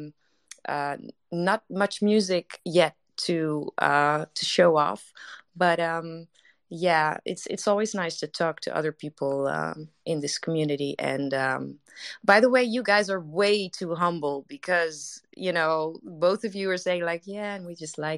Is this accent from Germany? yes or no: no; Netherlands; English is a second language; I'm Dutch to everybody here that's in the room right now, so English is not my first language